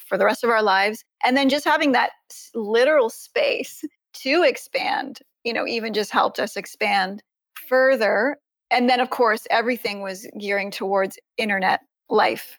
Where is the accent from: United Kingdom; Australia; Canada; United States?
Canada; Ontario; I live in Canada. I'm from Ontario.